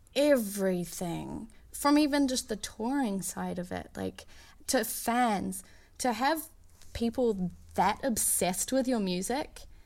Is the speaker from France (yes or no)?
no; Auckland, New Zealand; moved away as an adult; also born or lived in Boston; now in Los Angeles, United States; I was out in the Waitakere, s, where I was born and raised